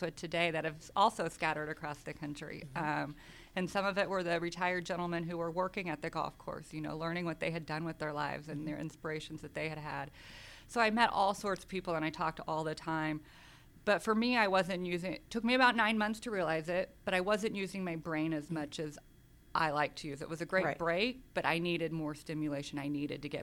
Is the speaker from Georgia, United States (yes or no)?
no; outside of Wichita, Kansas, United States; moved away as an adult; also born or lived in Las Vegas; now in Atlanta, United States; I grew up in Kansas. I grew up outside of Wichita, Kansas, in a small farming community.